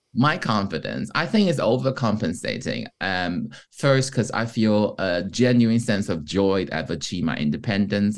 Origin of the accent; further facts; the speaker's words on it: Taiwan; first language Mandarin; English is a second language; moved away as an adult; now in United Kingdom; being Taiwanese coming from Taiwan